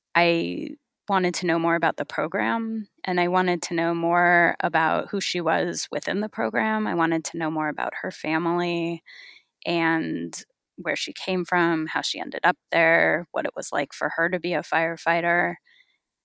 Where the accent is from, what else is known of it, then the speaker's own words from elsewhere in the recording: California, United States; I grew up in California